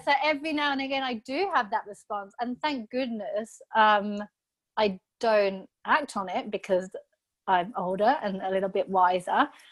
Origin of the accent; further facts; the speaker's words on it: England, United Kingdom; I'm so English.